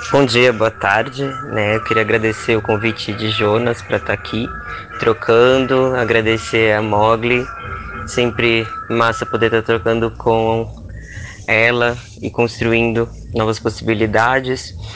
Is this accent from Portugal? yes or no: no; Rio Grande do Sul, Brazil; eu sou uma pessoa que eu nasci no sul, nasci no Rio Grande do Sul